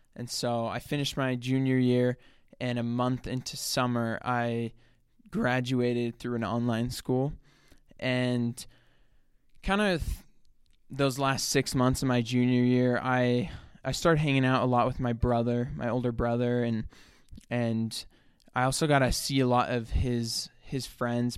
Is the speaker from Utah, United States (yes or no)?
yes; south of Salt Lake City, Utah, United States; I'm like twenty minutes salt, south of Salt Lake City. So I grew up there. That's where I've lived my whole life